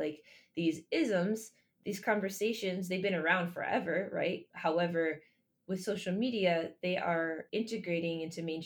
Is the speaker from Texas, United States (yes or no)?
no; Michigan, United States; I was born and raised in Michigan